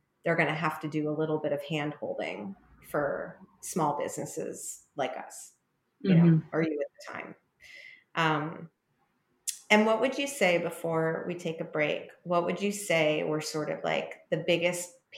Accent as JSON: {"language": "English", "region": "New York", "country": "United States", "said": "being a New Yorker"}